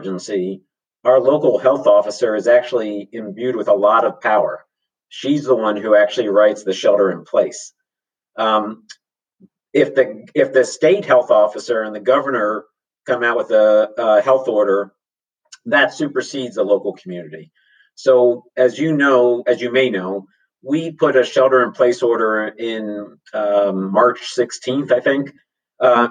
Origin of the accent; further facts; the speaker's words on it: Harrisburg, Pennsylvania, United States; now in Santa Cruz, United States; I was 14 years old growing up in Harrisburg, Pennsylvania